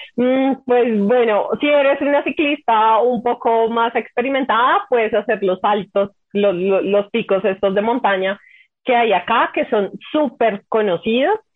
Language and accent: Spanish; Bogotá, Colombia; somos bogotanos